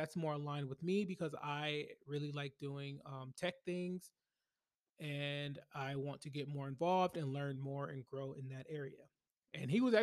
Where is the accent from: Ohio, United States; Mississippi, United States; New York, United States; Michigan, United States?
Michigan, United States; Flint; moved away as an adult; now in Washington, D.C. area, United States; I grew up in Flint, Michigan, born and raised, and I didn't leave Flint, Michigan until 2013